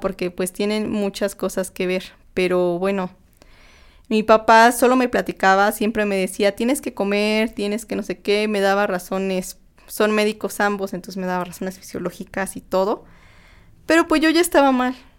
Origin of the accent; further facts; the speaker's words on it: Tlaxcala, Mexico; moved away as an adult; now in Mexico City, Mexico; yo pues soy de soy de Tlaxcala, no soy de la Ciudad de México, me vine aquí a estudiar y trabajar